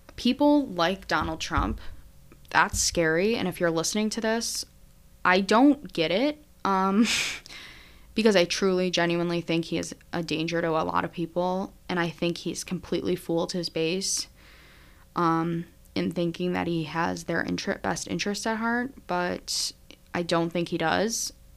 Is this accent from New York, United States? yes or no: yes; Syracuse, New York, United States; my hometown, is first Syracuse alum